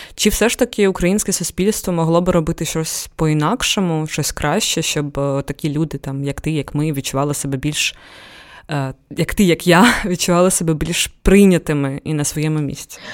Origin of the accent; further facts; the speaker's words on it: Ukraine; в мене обидва батьки з Дагестану, і я виросла, народилася в Україні